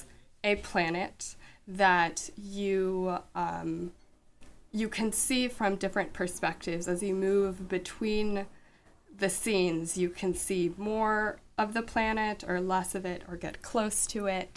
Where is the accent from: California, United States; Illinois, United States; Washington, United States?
Washington, United States; I grew up in Washington State